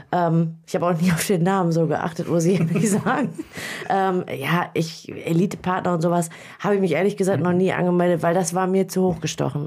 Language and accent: German; Büren, North Rhine-Westphalia, Germany; ich komme aus Büren